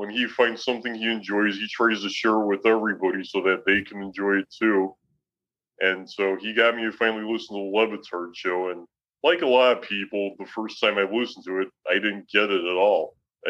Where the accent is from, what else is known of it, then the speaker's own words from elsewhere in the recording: right outside of Chicago, Illinois, United States; moved away as an adult; now in Toledo, United States; I grew up right outside of Chicago, and for the last 16 years, I've been living in Toledo, Ohio, so I think the Midwest, Great Lakes, the Rust Belt